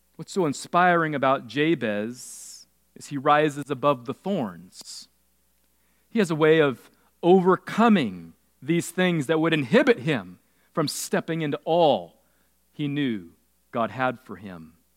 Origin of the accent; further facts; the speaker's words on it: California, United States; I grew up in California